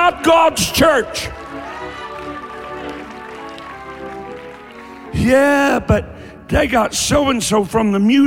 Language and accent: English; Eastern Kentucky, United States; I'm from Eastern Kentucky.